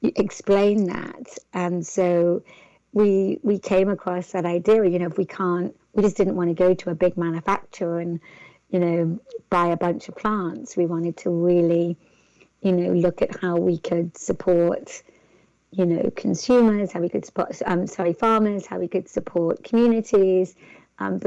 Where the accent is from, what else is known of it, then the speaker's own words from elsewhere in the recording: England, United Kingdom; accent: English; my English accent